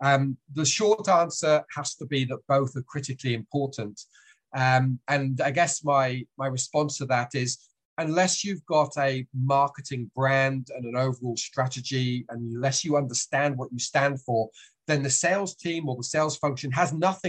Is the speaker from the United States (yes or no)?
no; Switzerland; accent: British; also born or lived in France / United Kingdom / Australia; now in New Zealand; I've got a British accent, but I was raised in Switzerland, lived in France as well as the UK, then Australia, and these days I'm in New Zealand.